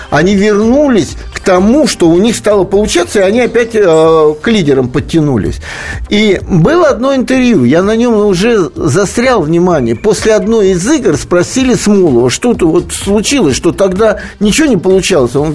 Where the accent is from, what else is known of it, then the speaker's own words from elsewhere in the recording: Tula, Tula Oblast, Russia; Я сам туляк, э, вырос в Туле